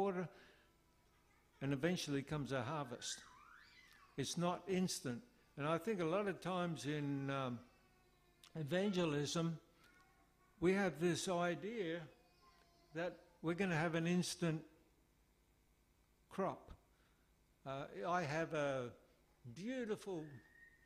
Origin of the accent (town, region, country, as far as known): Australia; moved away; also born or lived in Philippines